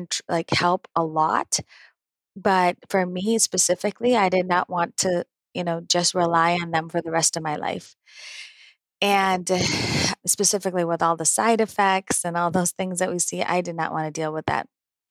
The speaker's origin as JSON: {"language": "English", "town": "Naperville", "region": "Illinois", "country": "United States", "tie": "born or raised there", "said": "born and raised in Naperville, Illinois."}